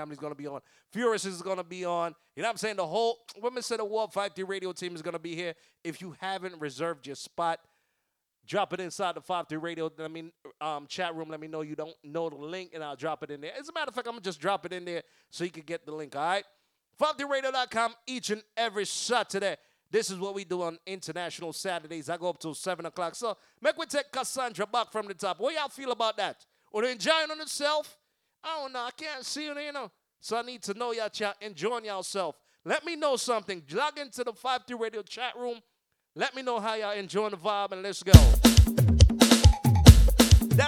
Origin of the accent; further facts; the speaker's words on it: Jamaica; I was born in Jamaica. I'm not from Trinidad.